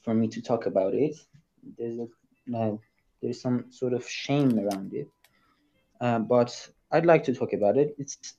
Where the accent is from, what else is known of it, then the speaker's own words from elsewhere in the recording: Iran; English is a second language; Yes, I'm Iranian.